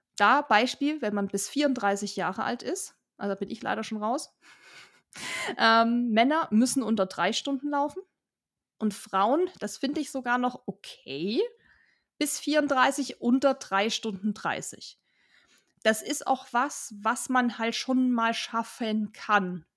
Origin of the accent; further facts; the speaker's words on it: Germany; Wir als Deutsche